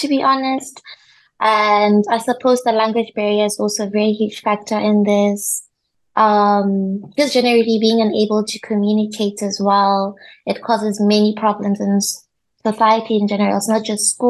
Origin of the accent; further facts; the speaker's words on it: Botswana; moved away as an adult; now in North Cyprus; I'm from Botswana